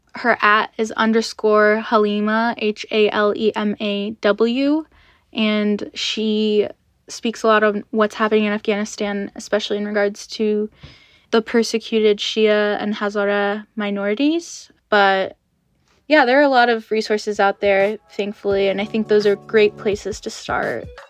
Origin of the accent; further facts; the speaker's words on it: United States; I was born in America